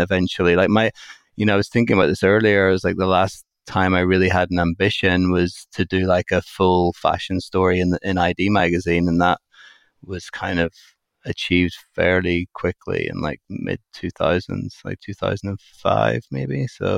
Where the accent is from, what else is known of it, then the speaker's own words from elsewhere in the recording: Belfast, Northern Ireland, United Kingdom; moved away as an adult; also born or lived in Nottingham, England; where I was growing up in Belfast. And like, I ended up applying to fashion schools. When I was 18, I moved to England, to Nottingham